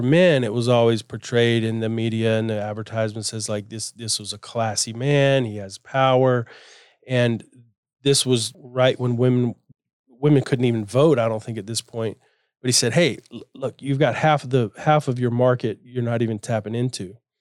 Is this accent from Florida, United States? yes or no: yes; Florida, United States; I grew up in Florida, we had boats, and we were always at the beach or in a river